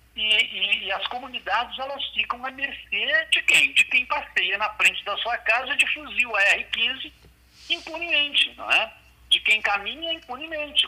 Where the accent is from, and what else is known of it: Brazil